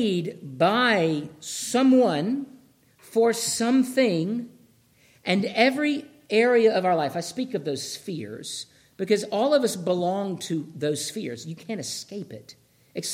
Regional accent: Georgia, United States; moved away; I'm from Georgia.

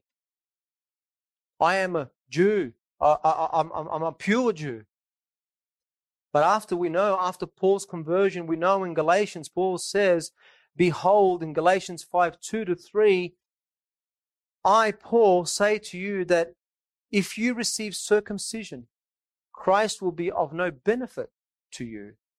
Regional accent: Naples, Campania, Italy; I'm from Napoli myself, and there are people that are near Napoli.

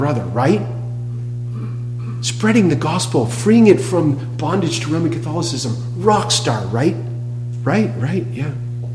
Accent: New England, United States; moved away; I grew up in New England

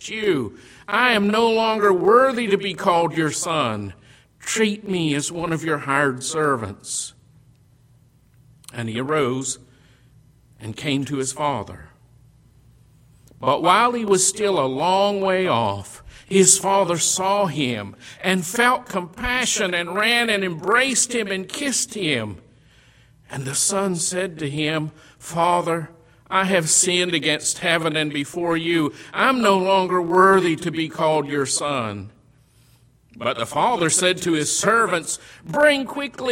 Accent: Western Kentucky, United States; Where I grew up in Western Kentucky, there were some large hog farmers

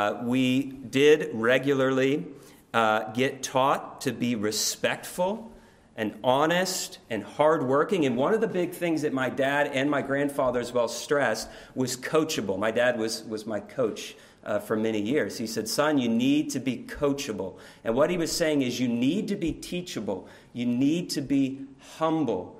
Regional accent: Oklahoma City, Oklahoma, United States; now in Louisville, United States; I grew up in Oklahoma City

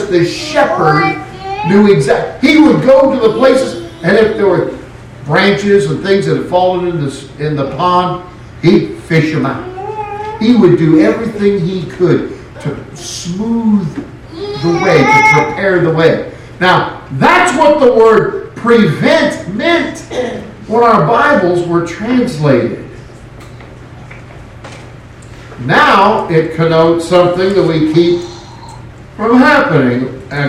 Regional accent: California, United States; moved away; my home state of California

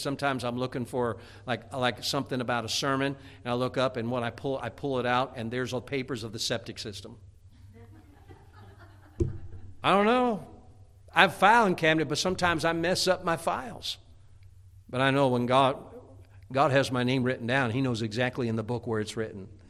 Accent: United States; moved away; I grew up in Chicagoland area, and, uh, which is right between where I lived was between Chicago and Gary, Indiana

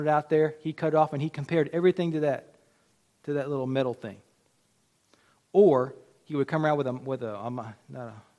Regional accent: United States; I'm an American too

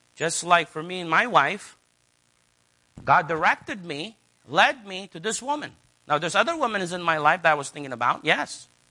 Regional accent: United States; as an American

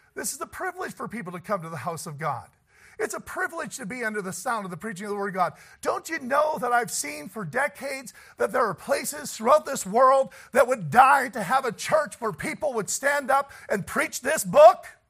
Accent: the South, United States; I'm from the South.

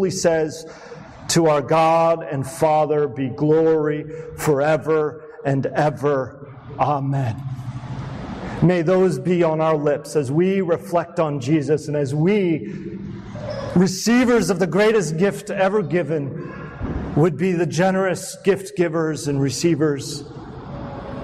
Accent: United States; as American Christians

